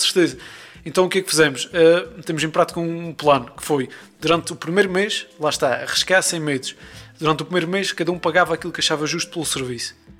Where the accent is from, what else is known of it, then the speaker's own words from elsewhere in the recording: Azores, Portugal; sou dos Açores